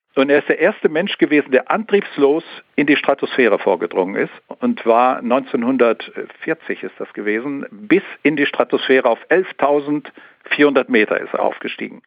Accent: Sauerland, North Rhine-Westphalia, Germany; ich bin ja ein Sauerländer, ja. hier unten in Nordrhein-Westfalen

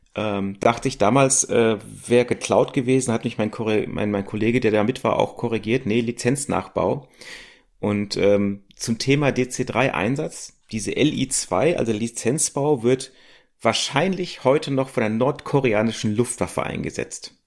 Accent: Germany; wir als Deutsche

